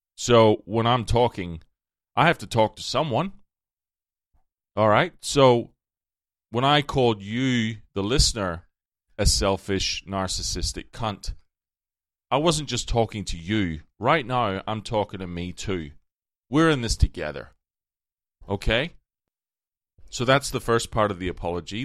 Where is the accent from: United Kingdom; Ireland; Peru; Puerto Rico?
Ireland; moved away as an adult; as an Irish person